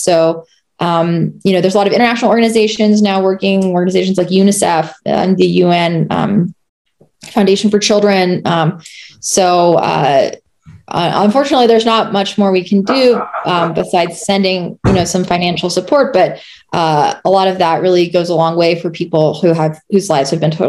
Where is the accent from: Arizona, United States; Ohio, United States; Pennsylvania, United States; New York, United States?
Arizona, United States; now in Colorado, United States; a bakery in my hometown of Arizona